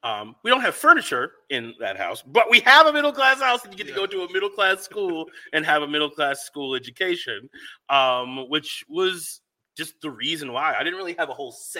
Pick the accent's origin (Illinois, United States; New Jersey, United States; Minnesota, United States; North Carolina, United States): Minnesota, United States; Rosemount; also born or lived in Bronx, New York; moved to Minnesota, Rosemont, Minnesota, which is a very small town.